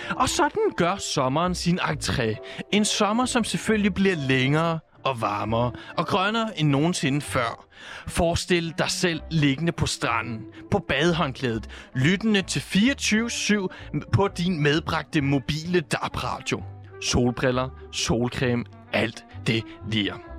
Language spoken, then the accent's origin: Danish; Southern Jutland, Southern Denmark, Denmark; der, hvor jeg kommer fra